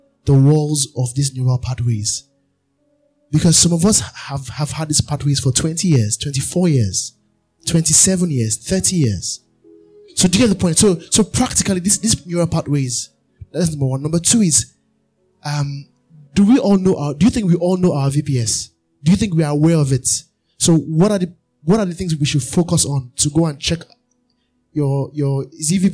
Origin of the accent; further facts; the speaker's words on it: the East, Igbo, South East Nigeria, Nigeria; I'm from the East, Igbo.